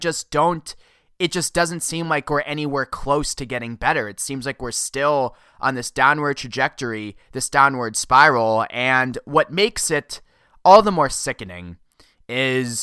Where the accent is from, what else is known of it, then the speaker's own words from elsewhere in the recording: Massachusetts, United States; In Massachusetts, my home state